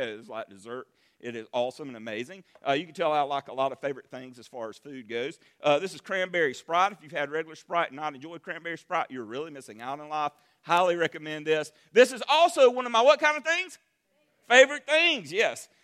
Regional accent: Berea, South Carolina, United States; now in Marietta, United States; Berea, my hometown

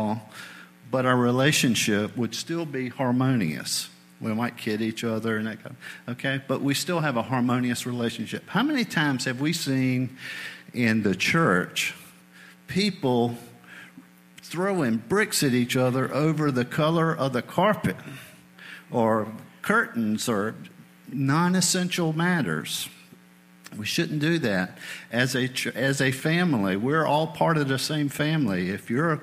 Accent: New England, United States; moved away; I spent several years growing up in New England.

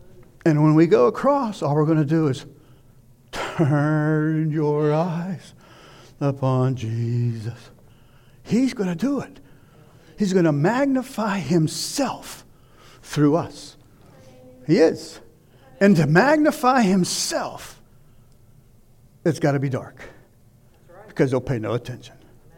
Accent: Pittsburgh, Pennsylvania, United States; moved away as an adult; When we moved here in 84, it was, you'll laugh, but it was almost the Garden of Eden. I come from Pittsburgh.

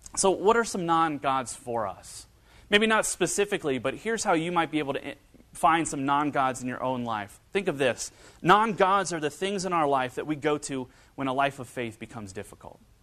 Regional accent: northern Kentucky and Cincinnati area, United States; moved away; growing up in, uh, northern Kentucky and Cincinnati area

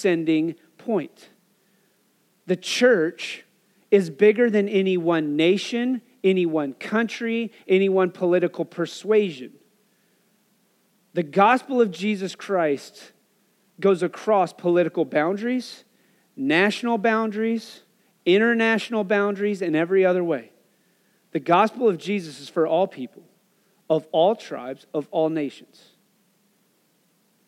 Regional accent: Wyoming, United States; growing up in Wyoming

